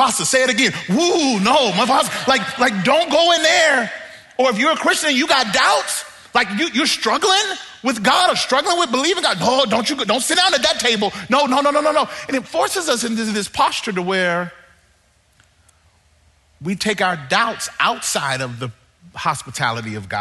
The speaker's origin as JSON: {"language": "English", "region": "Mississippi", "country": "United States", "tie": "born or raised there", "moved": "yes", "lives_now": "Southern California, United States"}